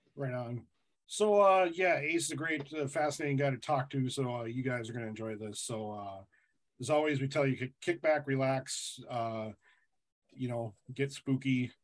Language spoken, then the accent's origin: English; North Dakota, United States; I grew up in North Dakota.